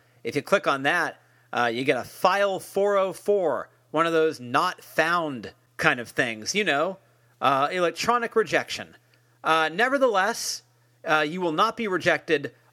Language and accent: English; Marin County, California, United States; also born or lived in San Francisco; I'm from Marin County, so I'm a Bay Area guy